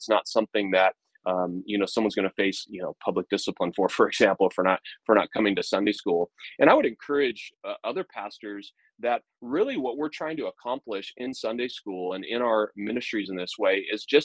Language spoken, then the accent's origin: English; United States; marks me as an American